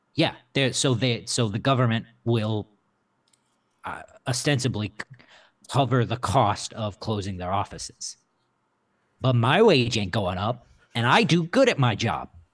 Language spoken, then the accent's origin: English; Midwest, United States; I'm from the Midwest